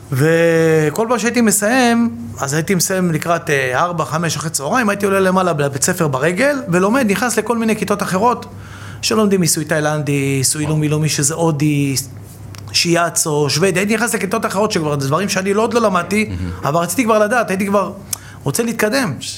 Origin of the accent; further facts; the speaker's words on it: Bat Yam, Tel Aviv District, Israel; גדלתי בבת ים